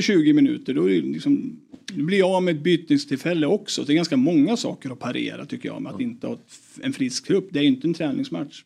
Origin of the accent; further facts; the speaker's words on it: Eskilstuna, Södermanland, Sweden; det var uterink i Eskilstuna på den tiden.